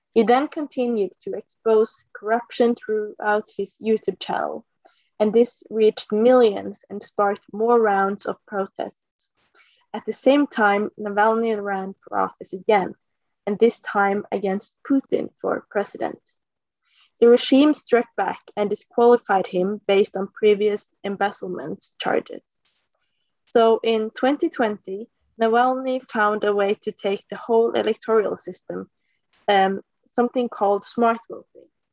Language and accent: English; Norway; I'm uh, 19 years old from Norway